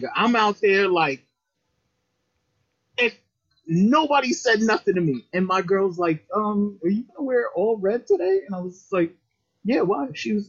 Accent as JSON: {"language": "English", "town": "New York City", "region": "New York", "country": "United States", "tie": "born or raised there", "moved": "yes", "lives_now": "Maryland, United States", "said": "I'm born and raised in the Bronx"}